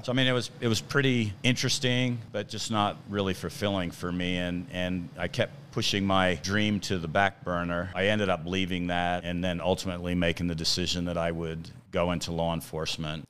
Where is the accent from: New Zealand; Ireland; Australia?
Australia; moved away as an adult; now in United States; I'm originally from Australia